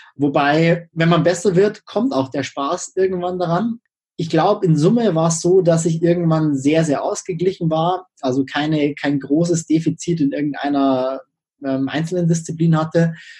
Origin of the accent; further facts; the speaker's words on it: Freising, Bavaria, Germany; Ich komme aus Freising, das ist in der Nähe von München